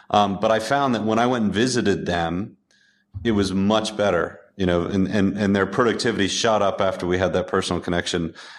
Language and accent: English; United States; also born or lived in upstate New York; as an American